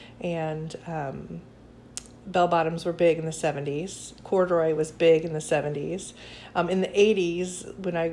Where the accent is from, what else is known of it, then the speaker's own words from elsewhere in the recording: Blue Springs, Missouri, United States; also born or lived in Connecticut / Independence, Missouri; I was born in Connecticut, and then I lived there for 3 years, and then I moved to Independence, and I lived there for 5 years, and then I grew up in Blue Springs.